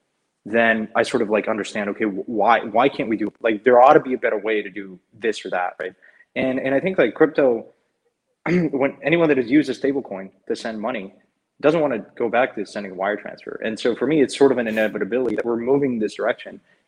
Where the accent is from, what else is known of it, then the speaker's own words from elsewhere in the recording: Mexico; moved away; I grew up in Mexico